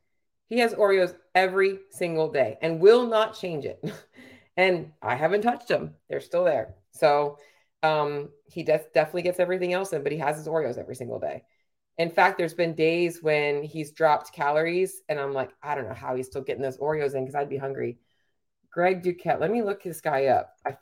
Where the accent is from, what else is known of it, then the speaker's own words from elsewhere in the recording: Canada; I am a Canadian IFBB pro bodybuilder.